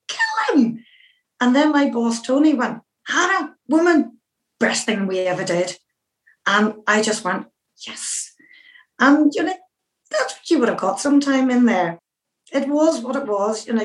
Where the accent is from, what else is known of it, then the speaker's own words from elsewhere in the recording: Northern Irish, Northern Ireland, United Kingdom; I'm a Northern Irish Catholic and a woman